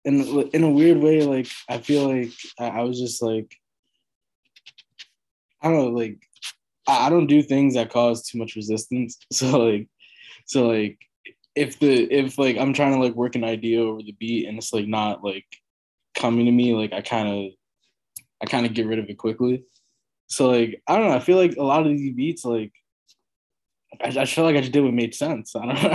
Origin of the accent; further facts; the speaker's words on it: New York, United States; I've never, like, considered how that might be because I'm from New York, you know?